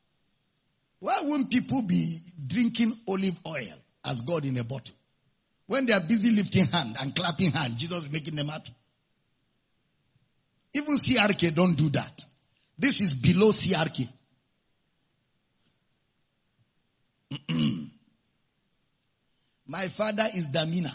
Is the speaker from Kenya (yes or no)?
no; Nigeria; I'm a Nigerian.